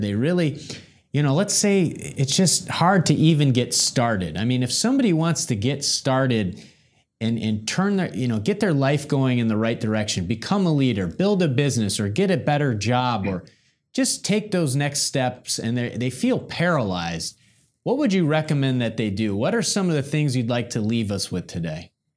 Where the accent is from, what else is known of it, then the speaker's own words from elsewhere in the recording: Midwest, United States; We're both from the Midwest